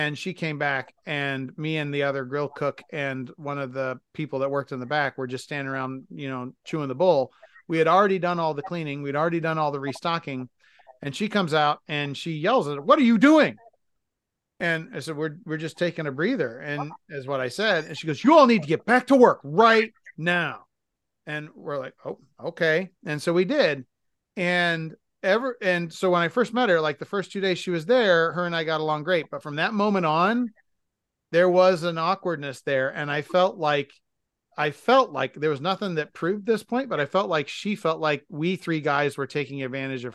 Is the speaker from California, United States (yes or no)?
no; Massachusetts, United States; now in Midwest, United States; where I was raised in Massachusetts